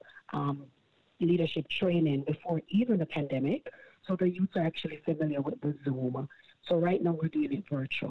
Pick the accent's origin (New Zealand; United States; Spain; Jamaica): Jamaica; accent: Jamaican; now in Toronto, Canada; I'm from Jamaica with the accent.